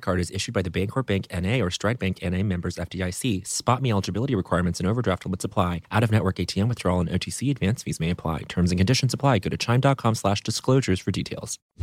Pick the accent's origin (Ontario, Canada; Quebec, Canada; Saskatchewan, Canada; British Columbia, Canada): Quebec, Canada; Montreal; moved away; growing up in Montreal